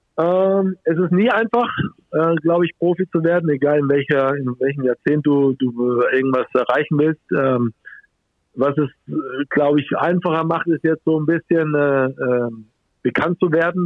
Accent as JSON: {"language": "German", "country": "Germany", "said": "hier bei uns in Deutschland"}